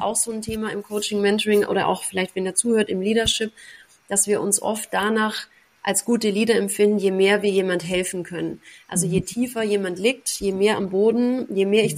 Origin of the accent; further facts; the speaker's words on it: Braunenhardt near Ellwangen, Swabia, Baden-Württemberg, Germany; moved away as an adult; now in Dubai, United Arab Emirates; ich komme aus Braune Hart, äh, bei Ellwangen, das kennt wahrscheinlich niemand, im, im Schwabenland